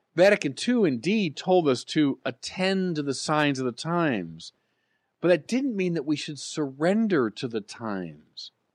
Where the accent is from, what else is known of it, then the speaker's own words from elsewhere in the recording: United States; As Americans